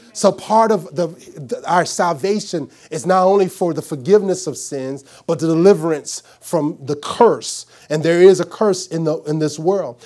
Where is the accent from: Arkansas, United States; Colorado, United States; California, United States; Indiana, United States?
Arkansas, United States; I'm from Arkansas.